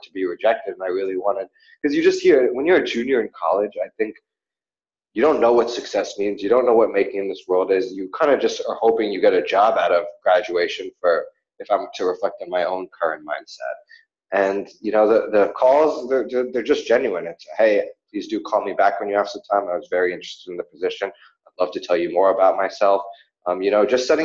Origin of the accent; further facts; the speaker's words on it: New York, United States; moved away as an adult; also born or lived in Australia; growing up in New York and just, you know, it was always kind of the same